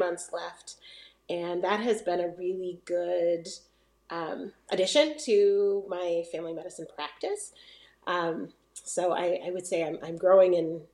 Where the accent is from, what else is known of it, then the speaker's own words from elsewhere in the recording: Maine, United States; now in Iowa, United States; I'm originally from Maine